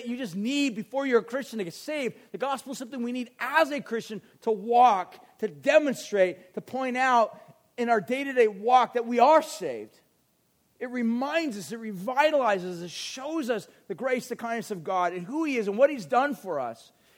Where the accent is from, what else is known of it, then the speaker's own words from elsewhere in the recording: United States; as an American